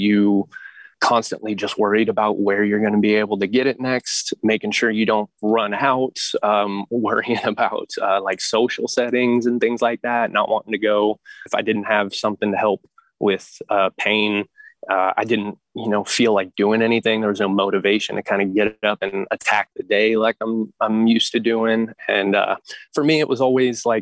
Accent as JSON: {"language": "English", "town": "Turlock", "region": "California", "country": "United States", "said": "my home in Turlock"}